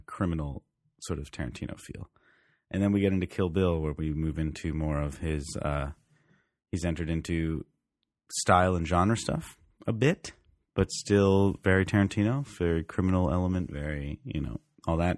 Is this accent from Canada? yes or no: yes; Canada